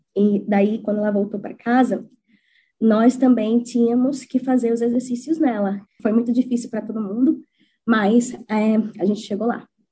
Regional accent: Maceió, Alagoas, Brazil; moved away as an adult; now in New Zealand; eu nunca pensei em sair da minha terra de Maceió

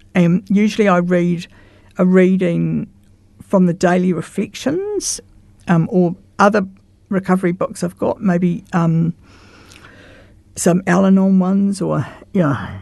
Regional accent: Christchurch, Canterbury, New Zealand; I grew up in St Albans, Roosevelt Ave

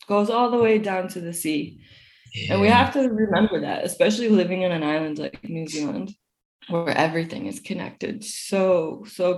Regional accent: Midwest, United States; moved away as an adult; also born or lived in Australia; Growing up in the Midwest, I was surrounded by fresh water

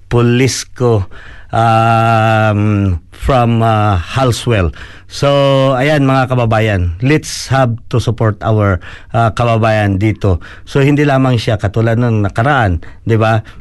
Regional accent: Philippines; isa ding karangalan para sa atin as a Filipino dito sa uh, area ng Canterbury

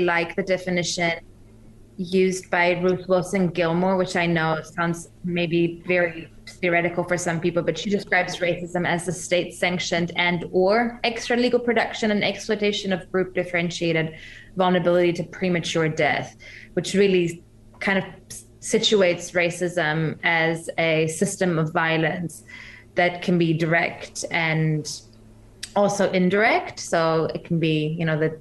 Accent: Germany; moved away as an adult; also born or lived in Iran (parents); now in New Zealand; I'm originally from Germany, my parents are from Iran.

